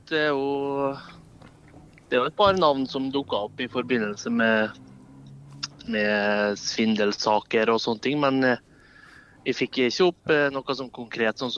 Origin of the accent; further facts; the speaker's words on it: Eidsvåg, Møre og Romsdal, Norway; En liten eh, bygd som heter Eidsvåg. Ca. en times kjøring fra Molde.